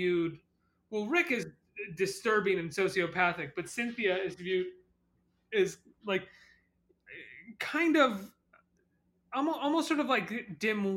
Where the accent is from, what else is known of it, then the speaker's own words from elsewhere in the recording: Massachusetts, United States; where I grew up in Massachusetts